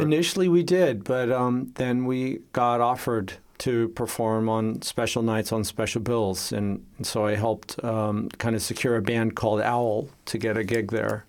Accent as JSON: {"language": "English", "town": "Los Angeles", "region": "California", "country": "United States", "tie": "born or raised there", "moved": "yes", "lives_now": "Vienna, Austria", "said": "I was born and raised in Los Angeles, California"}